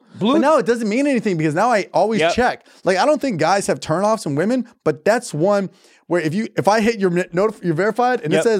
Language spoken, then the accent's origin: English; Ecuador; I'm from Ecuador.